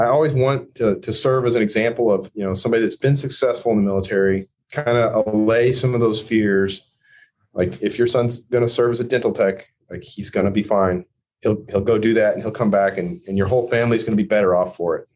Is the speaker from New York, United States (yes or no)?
no; Merritt, Oklahoma, United States; moved away as an adult; I've gone back to my hometown a couple times, Merritt, Oklahoma.